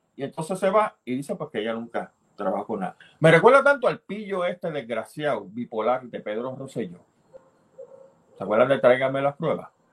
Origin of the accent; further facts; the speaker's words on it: Puerto Rico; tenemos en Puerto Rico